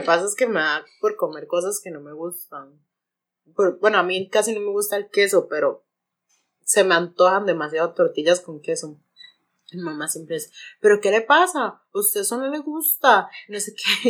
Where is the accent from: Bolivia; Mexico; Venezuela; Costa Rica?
Costa Rica; Santa Ana, San José; yo soy de Santana